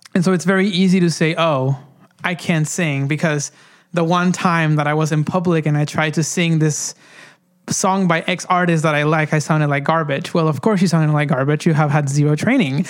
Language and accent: English; Honduras; moved away; growing up in Honduras